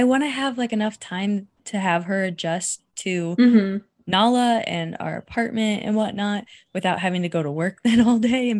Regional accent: Indiana, United States; moved away; I'm from Indiana. My family's in Indiana.

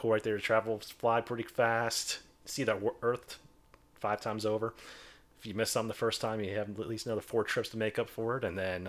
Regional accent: New York, United States; I'm from New York.

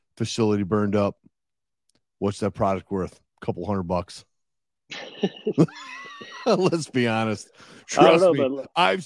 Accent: Chicago, Illinois, United States; I'm from Chicago, grew up in Chicago.

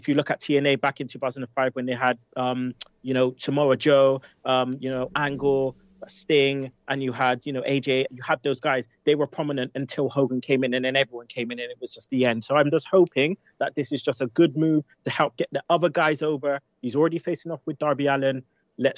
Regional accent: United Kingdom; we're British

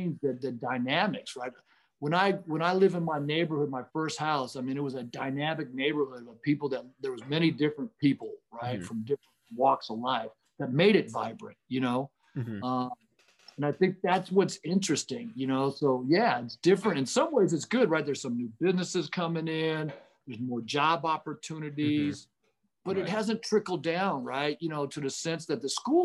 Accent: San Diego, California, United States; moved away as an adult; also born or lived in Hayward; now in Oakland, United States; I grew up in San Diego

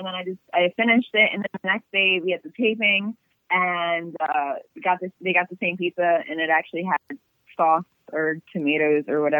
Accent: Maryland, United States; Like, since I'm from Maryland, I used to go to New York all the time.

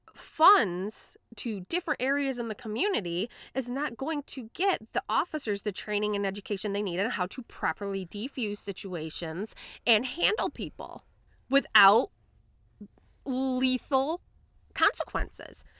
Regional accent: Grand Rapids, Michigan, United States; accent: Midwestern slash Boston; also born or lived in Florida; I've been in, like, the Grand Rapids area most of my life

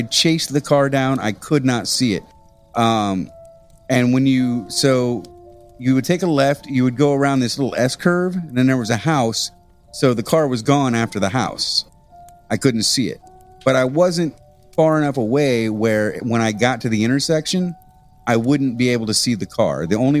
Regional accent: Midwest, United States; growing up in the Midwest, you're a Catholic usually.

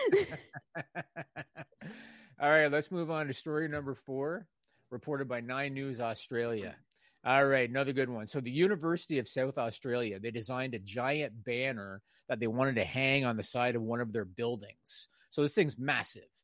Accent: Canada; I'm Canadian

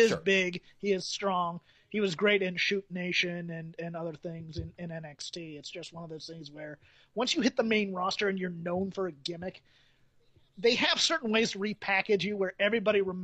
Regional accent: the South, United States; I'm from the South

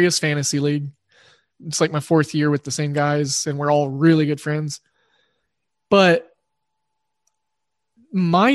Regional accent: Oklahoma, United States; I grew up in Oklahoma

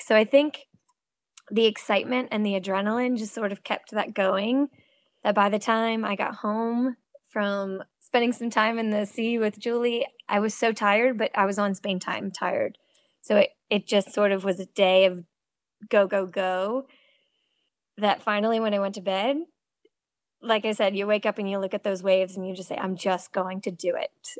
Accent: Cape Cod, Massachusetts, United States; also born or lived in Connecticut; now in North Carolina, United States; I grew up swimming in Cape Cod

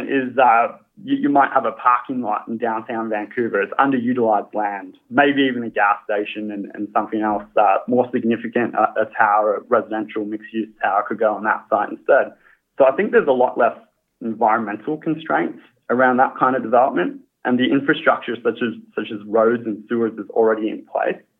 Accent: Australia; accent: Australian; as you can tell by the accent, I am Australian.

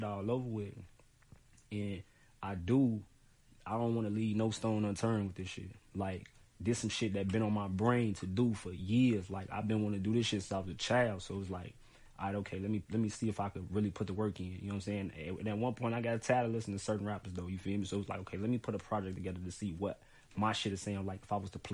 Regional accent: Chicago, Illinois, United States; I'm from West Side Chicago, North Avenue to be exact

